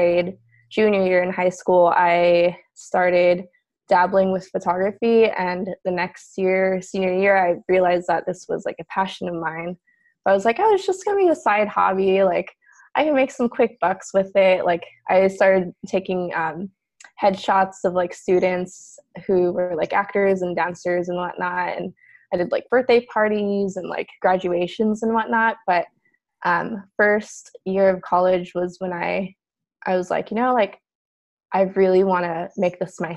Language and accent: English; San Diego, California, United States; moved away as an adult; also born or lived in Bay Area, California; now in Portland, United States; I grew up primarily in San Diego